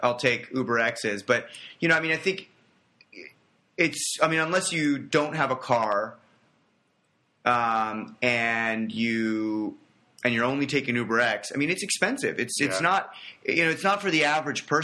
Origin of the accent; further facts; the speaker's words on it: Los Angeles, California, United States; moved away; I'm originally from Los Angeles